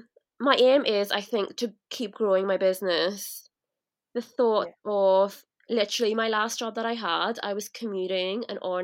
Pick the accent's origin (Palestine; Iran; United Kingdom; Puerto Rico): United Kingdom; Belfast, Northern Ireland; moved away as an adult; also born or lived in Dublin, Ireland; I was brought up in Belfast, studied here for uni, and then I actually moved down south to Dublin. And I lived there for about 3-4 years after I graduated.